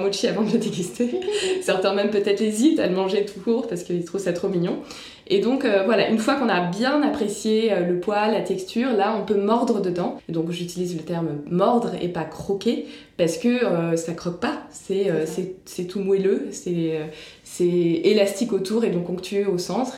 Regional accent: France; en tant que bonne française

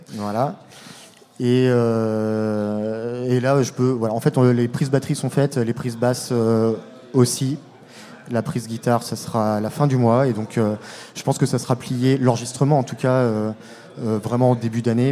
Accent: La Roche-sur-Yon, Pays de la Loire, France; now in Rennes, France; Ça fait très longtemps que j'habite ici, mais euh, j'ai grandi à La Roche-sur-Yon

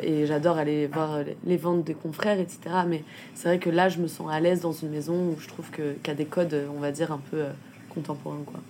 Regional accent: Rennes, Brittany, France; moved away; je venais de Rennes

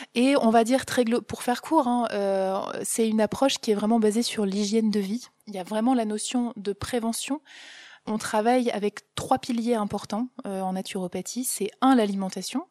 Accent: Ch'ti, Hauts-de-France, France; je suis une pure ch'ti

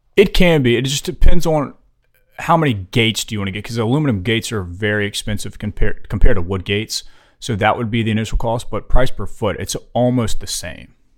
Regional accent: Louisiana, United States; moved away as an adult; now in Fort Mill, United States; we're originally from Louisiana

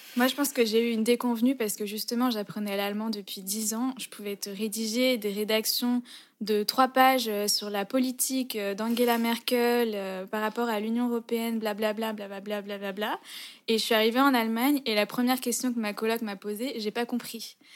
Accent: France; also born or lived in Berlin, Germany / Lyon; rentrer en France, même si c'est mon pays

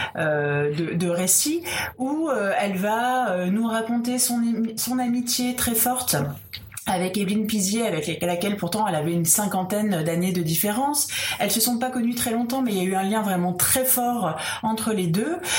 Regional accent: France; nous en tant que Français

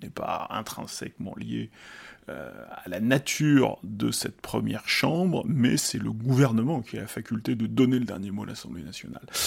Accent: Lyon, Auvergne-Rhône-Alpes, France; Lyon, euh, ma ville natale.

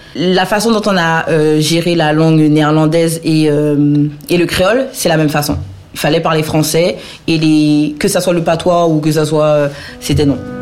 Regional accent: French Guiana; moved away as an adult; also born or lived in Saint-Brieuc, France / Paris, France / Oise, France; now in Toulouse, France; je suis originaire de la Guyane

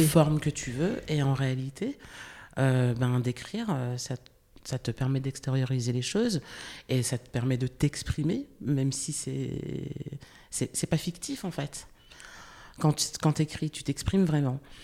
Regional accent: the Vosges, Grand Est, France; je suis née en France, je suis née dans les Vosges, j'ai grandi dans les Vosges.

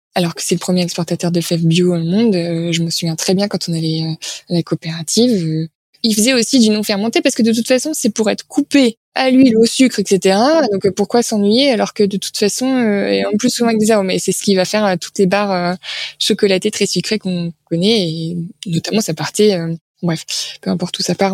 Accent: France; On est français

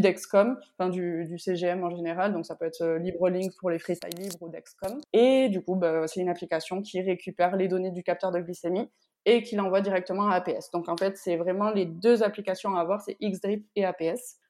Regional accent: Bayonne, Nouvelle-Aquitaine, France; moved away as an adult; now in Réunion, France; je suis de Bayonne, donc au Pays Basque

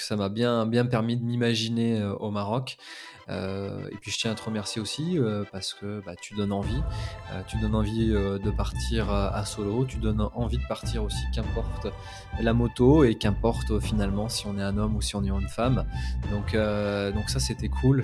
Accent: France; en tant que Français

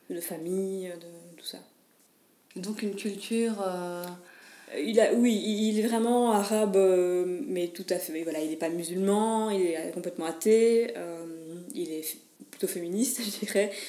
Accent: Mons, Wallonia, Belgium; Je suis de Mons, oui. j'ai toujours été de Mons. Euh, j'adore Mons, donc j'y suis, j'y reste.

